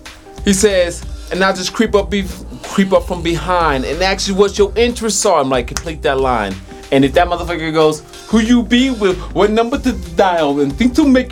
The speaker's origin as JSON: {"language": "English", "town": "Detroit", "region": "Michigan", "country": "United States", "tie": "born or raised there", "moved": "yes", "lives_now": "Denver, United States", "said": "Like I grew up in Detroit, like Motown."}